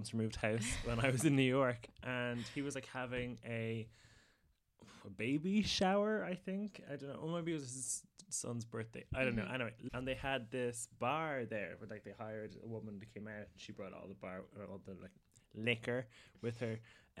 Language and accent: English; Ireland; we're from Ireland where people don't really get confrontational with us